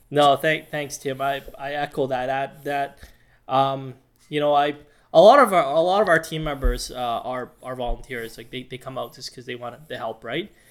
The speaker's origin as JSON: {"language": "English", "town": "Edmonton", "region": "Alberta", "country": "Canada", "tie": "born or raised there", "said": "started off in Alberta, in Edmonton specifically, which is my hometown"}